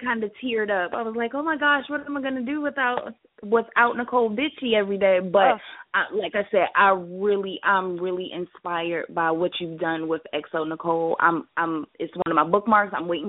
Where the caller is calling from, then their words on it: Virginia, United States; I'm in Virginia.